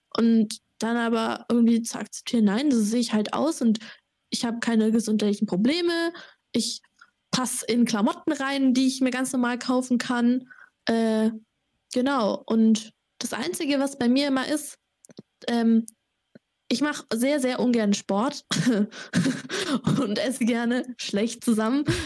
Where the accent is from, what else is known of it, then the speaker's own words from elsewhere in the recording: Sandhausen, Baden-Württemberg, Germany; moved away as an adult; now in Erlangen, Germany; ich komme auch aus Sandhausen, Heidelberg